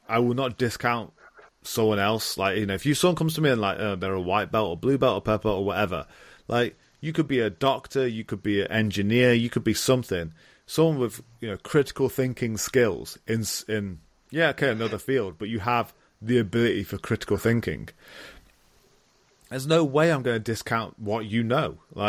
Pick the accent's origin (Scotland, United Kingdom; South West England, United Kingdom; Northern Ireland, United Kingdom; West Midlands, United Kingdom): West Midlands, United Kingdom; Stafford; I'm a kid from Stafford, England.